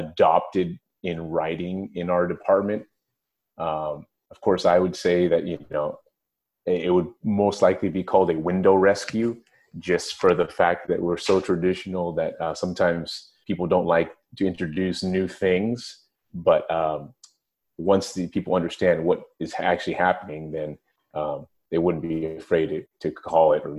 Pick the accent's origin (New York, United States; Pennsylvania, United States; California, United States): California, United States; San Francisco; working at the firehouse, which was about 6 or 7 blocks from my home when I grew up in San Francisco